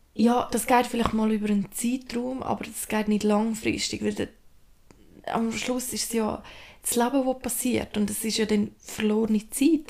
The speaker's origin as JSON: {"language": "German", "country": "Switzerland", "said": "bei uns in der Schweiz"}